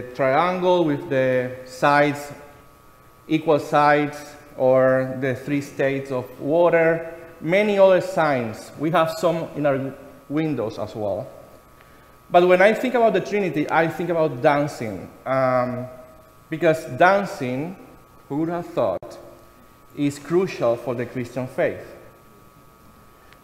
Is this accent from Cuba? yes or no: yes; Cuba; moved away; something very familiar for me in my home country